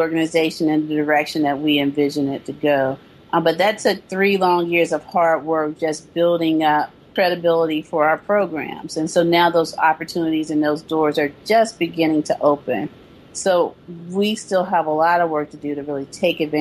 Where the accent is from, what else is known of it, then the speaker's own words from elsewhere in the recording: the South, United States; also born or lived in East Coast / San Francisco Bay Area; now in San Francisco, United States; I'm from the South, so I still consider myself a Southern girl. You know, Southern born, true and true.